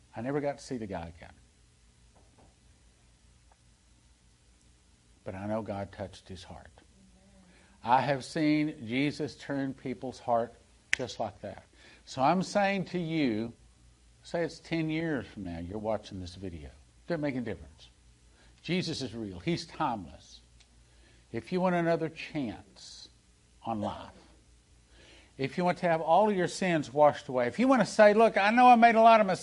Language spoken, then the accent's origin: English; Texas, United States; moved away; I'm from Texas. I grew up in Texas